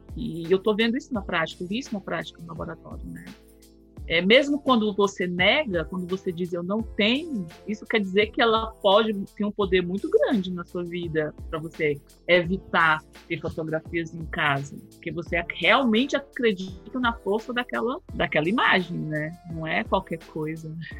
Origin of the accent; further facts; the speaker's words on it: Fortaleza, Ceará, Brazil; eu sou do Ceará, sou de Fortaleza